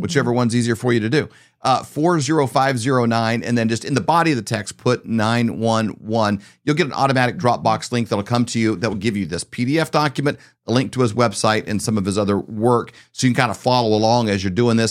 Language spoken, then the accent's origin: English; Midwest, United States; we grew up in the Midwest